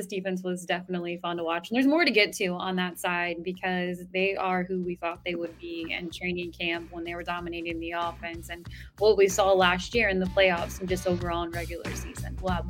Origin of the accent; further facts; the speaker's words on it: Cincinnati, Ohio, United States; I'm from Cincinnati